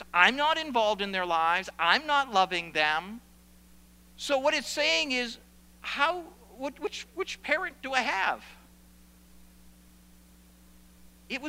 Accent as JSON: {"language": "English", "town": "South Paris", "region": "Maine", "country": "United States", "tie": "born or raised there", "said": "I grew up in South Paris, Maine, or spent most of my latter years in South Paris, Maine"}